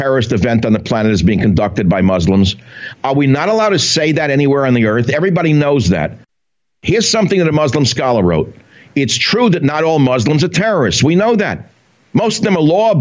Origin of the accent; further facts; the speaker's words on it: New York City, New York, United States; I'm from the Bronx